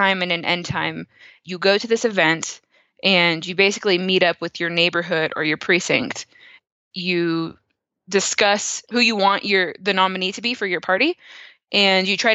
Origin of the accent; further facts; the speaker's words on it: California, United States; also born or lived in Canada / Austin, Texas; now in Colorado Springs, United States; I grew up in California, moved to Canada for a little bit, lived in Austin, Texas for a few years after that, and somehow found myself in Colorado Springs, Colorado.